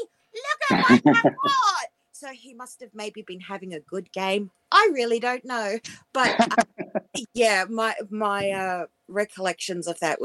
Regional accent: New Zealand; now in Australia; I'm actually from New Zealand

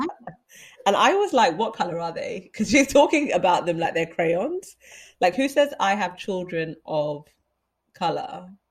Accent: London, United Kingdom; We're from London. This is our country

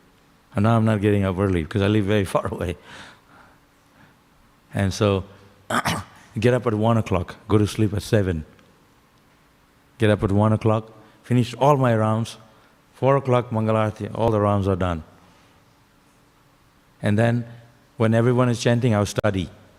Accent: Shantipur, West Bengal, India; I was born in Shantipur, at the edge of the lotus, still inside the lotus.

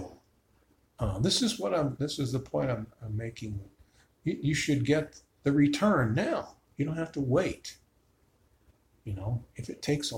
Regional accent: Chicago, Illinois, United States; now in Tucson, United States; I grew up in Chicago.

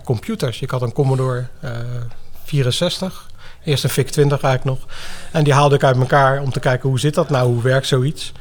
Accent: The Hague, South Holland, Netherlands; moved away as an adult; now in Zeeland, Netherlands; Ik ben dus geboren en getogen in Den Haag. Ik heb daar best lang gewoond. 25 plus jaar, denk ik zeker wel

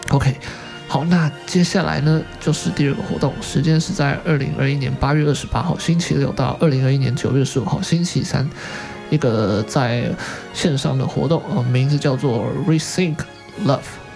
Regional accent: Taiwan; 我们台湾人

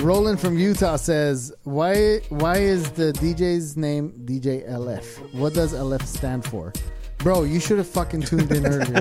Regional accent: Germany; moved away; my hometown, Germany, Deutschland

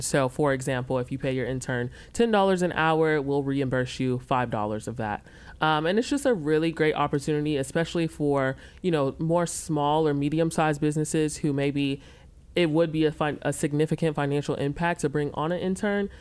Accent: Memphis, Tennessee, United States; also born or lived in Charlotte area; now in Rock Hill, United States; I'm actually originally from Memphis, Tennessee.

